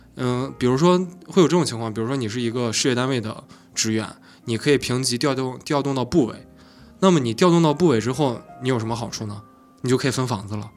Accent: Shandong, China; now in Beijing, China; 因为我，我是山东人嗯。然后你知道山东是非常传统的

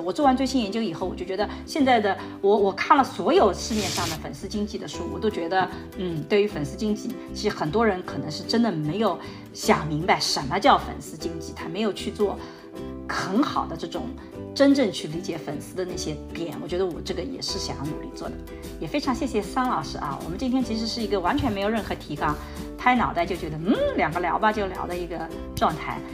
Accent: Suzhou, Jiangsu, China; 就像我所在的这个吴江，这是我的家乡

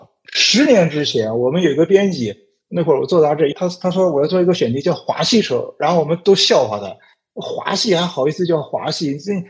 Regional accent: China; 说明我们中国人自信了嘛，是吧？

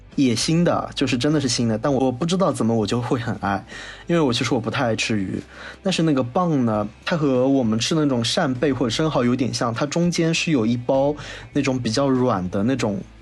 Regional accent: Wuxi, Jiangsu, China; 很符合我无锡人的口味

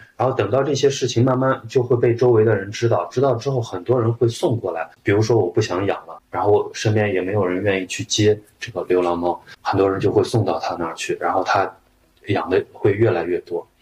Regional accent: Shaanxi, China; now in Shanghai, China; 我是陕西人

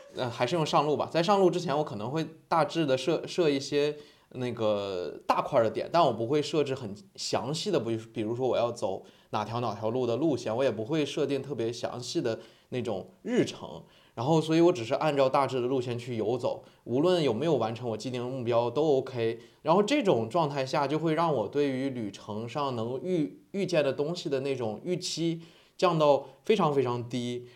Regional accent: Harbin, Heilongjiang, China; now in Hainan, China; 我本身是哈尔滨人

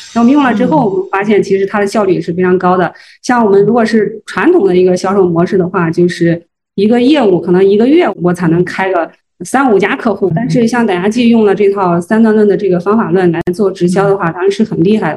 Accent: Zhengzhou, Henan, China; 我是郑州人

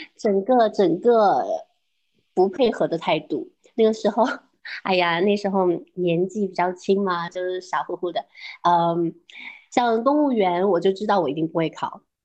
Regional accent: Yuhuan, Zhejiang, China; moved away; 我是台中凯话门的乡下人，我是哦凯门的黄门人，更加小的海岛

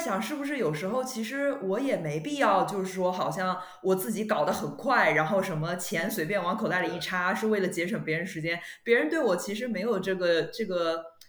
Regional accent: China; 我们中国人

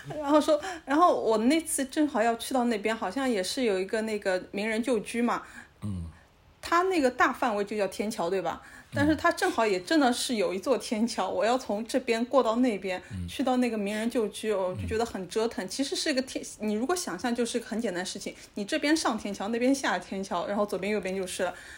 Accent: Shanghai, China; 我们上海人的思维

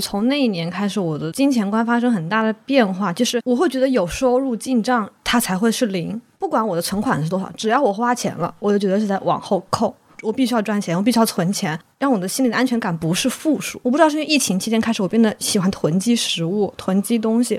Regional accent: Wuhan, Hubei, China; 我作为一个武汉人，二零二零年被疫情封在武汉的时候

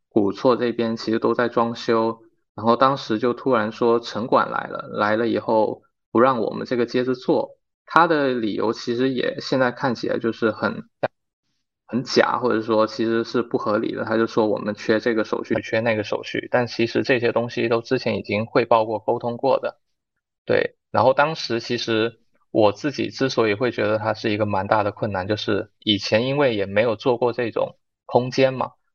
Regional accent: Guangdong, China; moved away as an adult; also born or lived in Shenzhen; now in Xiamen, China; 我本身是广东人

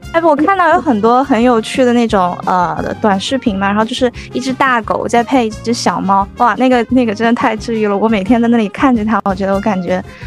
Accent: the Northwest, Northwest China, China; moved away; also born or lived in Jiangnan / Greater Bay Area; 我来自大西北，一路南下求学，从江南到湾区

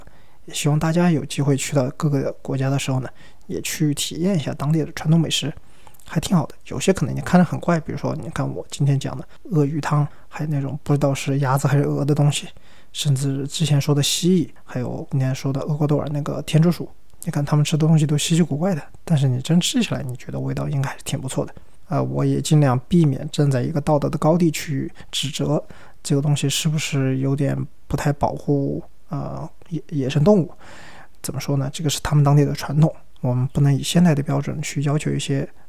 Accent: Sichuan, China; 咱们四川人

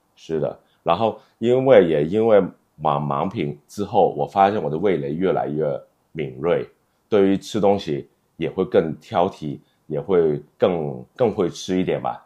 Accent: China; 我们中国人的那个圆桌文化

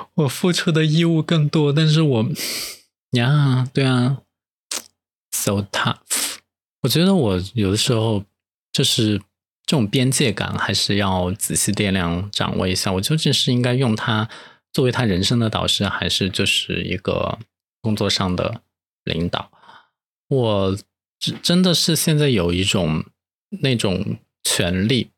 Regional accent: Chengdu, Sichuan, China; accent: Chengdu dialect; moved away; 我就可以回成都再逛一下了

